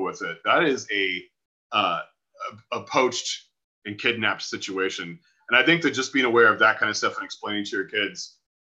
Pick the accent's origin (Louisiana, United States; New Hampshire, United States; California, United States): California, United States; Bay Area; when I grew up in the Bay Area of California